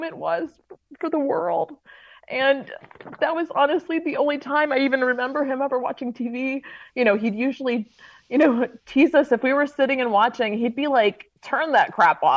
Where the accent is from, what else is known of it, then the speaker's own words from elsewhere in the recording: Maryland, United States; now in Utah, United States; growing up in Maryland